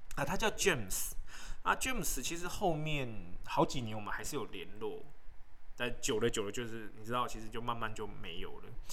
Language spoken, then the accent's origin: Chinese; Taiwan; 我是从台湾来的